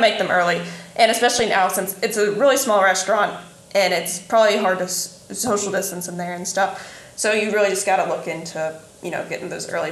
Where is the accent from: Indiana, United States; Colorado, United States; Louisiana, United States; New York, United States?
Indiana, United States; southeastern; I'm from like southeastern Indiana